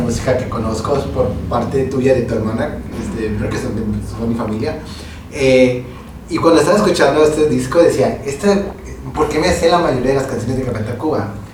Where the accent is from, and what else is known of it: Mexico